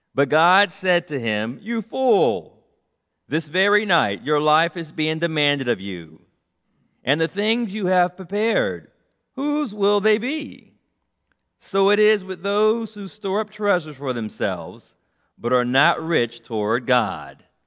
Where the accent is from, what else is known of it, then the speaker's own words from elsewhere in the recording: Los Angeles, California, United States; I was born in South Central Los Angeles